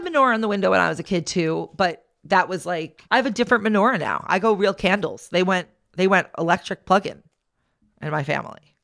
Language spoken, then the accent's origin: English; Long Island, New York, United States; where we grew up on Long Island